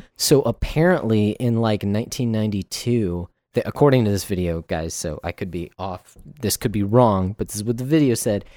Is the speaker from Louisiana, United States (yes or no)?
no; Texas, United States; Texans are very proud that we were actually at one time a country all to ourselves.